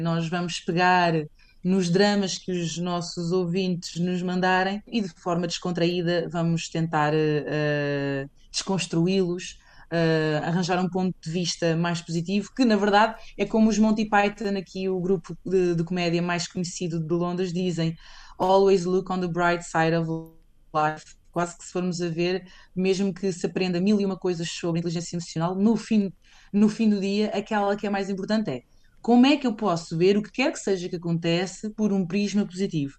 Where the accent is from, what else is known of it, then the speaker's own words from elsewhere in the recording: Portugal; moved away as an adult; also born or lived in Spain; now in London, United Kingdom; eu saí de Portugal